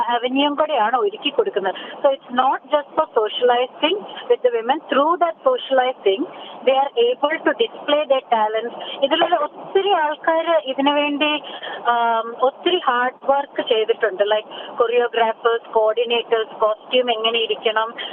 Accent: Kerala, India; now in Australia

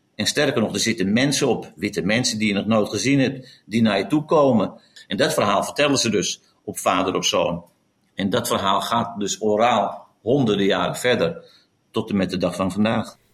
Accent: Netherlands

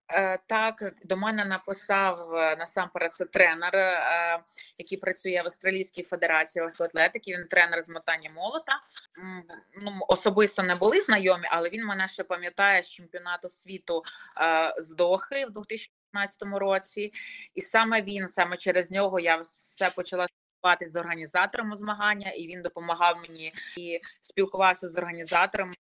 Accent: Lutsk, Volyn Oblast, Ukraine; Я волинянка народилася, проживала і проживаю зараз у місті Луцьку

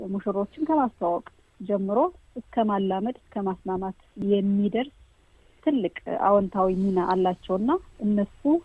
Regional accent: Jabi Tehnan district, Amhara, Ethiopia; born or raised there

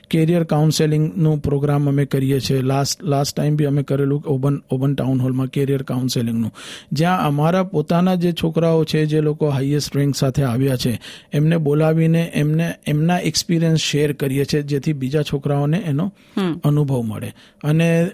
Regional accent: Vadodara, Gujarat, India; moved away as an adult; now in Australia; હું મૂળ વડોદરાનો છું

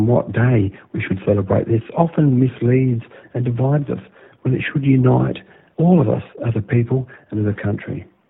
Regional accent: Australia; as an Aboriginal person and as an Australian

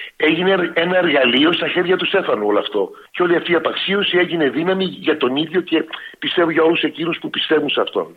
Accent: Melbourne, Victoria, Australia; moved away as an adult; now in Greece; τη Μελβούρνη, γιατί εκεί μεγάλωσα και είμαι περήφανο που, που είμαι ε, από τη Μελβούρνη

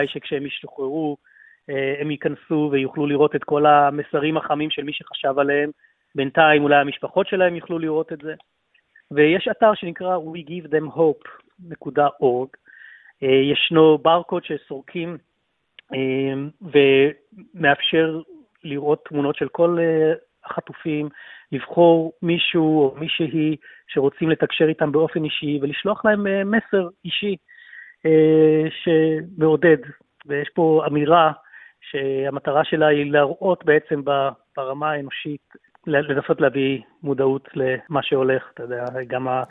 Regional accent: Israel; moved away as an adult; now in Melbourne, Australia; אני אזרח ישראלי ואוסטרלי, מתגורר באוסטרליה כבר 22 שנים, 30 אה, השנים הראשונות היו אה, בישראל

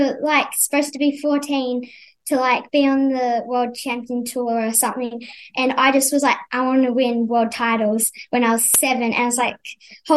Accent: Yued land, Western Australia, Australia; now in New South Wales, Australia; I'm from Yuwerd land, which is in Western Australia

